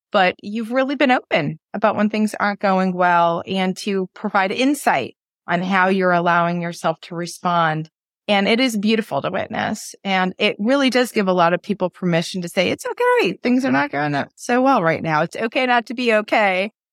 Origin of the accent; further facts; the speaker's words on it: New England, United States; growing up in New England